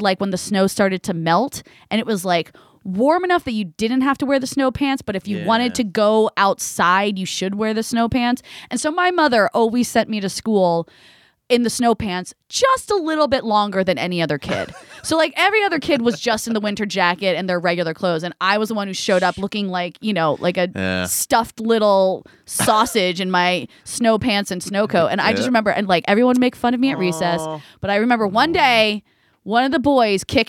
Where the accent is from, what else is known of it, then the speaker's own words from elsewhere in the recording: New Jersey, United States; I grew up in Jersey, so we would get a lot of snow